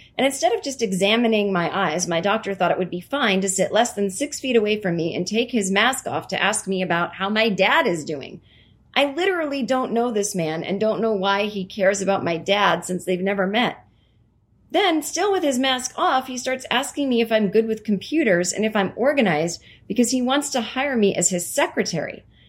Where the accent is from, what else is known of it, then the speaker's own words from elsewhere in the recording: Vermont, United States; also born or lived in other state; I grew up in Vermont, so even though I lived in this other state for almost 6 years, running into celebrities still really not on my radar.